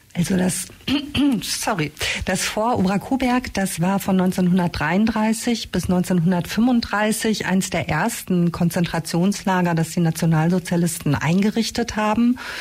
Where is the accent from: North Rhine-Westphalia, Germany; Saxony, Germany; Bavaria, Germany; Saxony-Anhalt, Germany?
North Rhine-Westphalia, Germany; Castrop-Rauxel; now in Ulm, Germany; ich komme ursprünglich aus dem Ruhrgebiet, äh, aus dem naja, namentlich bekannten Castro Brauxel